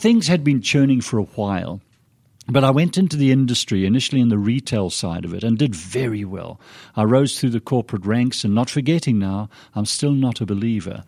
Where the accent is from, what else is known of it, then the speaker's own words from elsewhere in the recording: Zimbabwe; accent: British, a little confused accent; moved away as an adult; also born or lived in Scotland; now in Idaho, United States; My, my mum and dad left Scotland when I was a three-year-old, and went to Rhodesia. My dad was an engineer on the railroad system to help develop the railroads in the Rhodesias. So I grew up in Africa